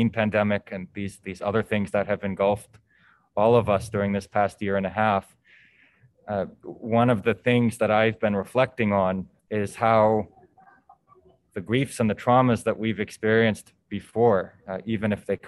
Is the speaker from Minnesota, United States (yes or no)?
no; Boston, Massachusetts, United States; moved away as an adult; now in New York City, United States; I'm originally from the Boston area in Massachusetts, and I came to New York City about 5 years ago